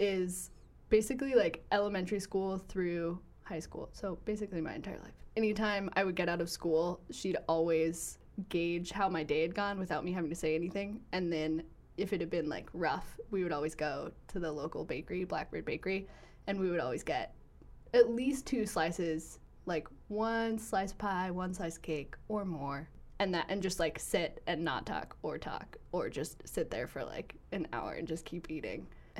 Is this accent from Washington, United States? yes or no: yes; Bainbridge Island, Washington, United States; I'm a junior, and I'm studying journalism and Arabic, and I'm from Bainbridge Island.